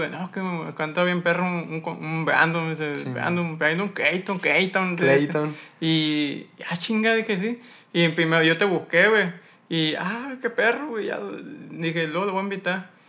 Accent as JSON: {"language": "Spanish", "town": "Hermosillo", "region": "Sonora", "country": "Mexico", "also_born_or_lived": "San Pedro", "said": "De aquí, Hermosillo. De Hermosillo."}